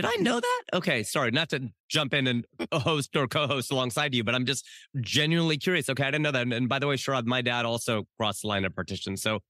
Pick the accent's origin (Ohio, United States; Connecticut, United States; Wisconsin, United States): Ohio, United States; Cincinnati; I'm from Cincinnati, India. It's the southwest corner of Ohio.